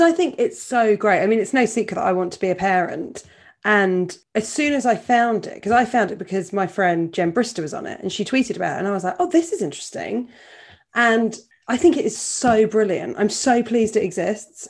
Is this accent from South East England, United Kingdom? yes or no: yes; Portsmouth, South East England, United Kingdom; I grew up in Portsmouth